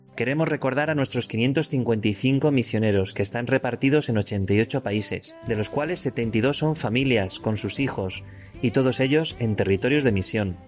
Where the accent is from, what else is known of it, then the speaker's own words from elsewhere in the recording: Leganés, Community of Madrid, Spain; yo soy de Madrid y que también he vivido la Iglesia en Madrid eh, desde bien pequeño, eh, en Getafe también, porque yo soy de Leganés